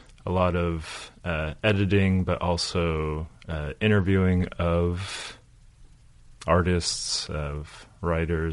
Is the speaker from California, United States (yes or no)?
yes; Los Angeles, California, United States; moved away as an adult; also born or lived in New York / Bay Area; now in Nashville, United States; I grew up in Los Angeles